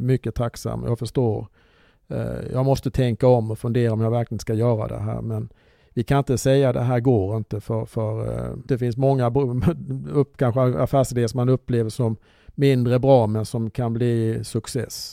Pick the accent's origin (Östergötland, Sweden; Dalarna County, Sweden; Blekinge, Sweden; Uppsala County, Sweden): Blekinge, Sweden; Olofström; moved away; jag är uppvuxen i Blekinge